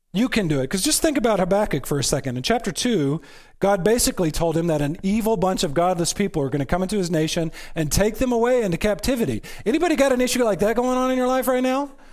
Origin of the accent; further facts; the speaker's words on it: United States; I am an American